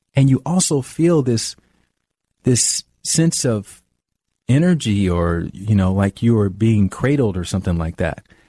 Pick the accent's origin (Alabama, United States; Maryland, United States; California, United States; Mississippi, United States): Alabama, United States; moved away as an adult; also born or lived in New York; now in Los Angeles, United States; I'm from the South, I'm from Alabama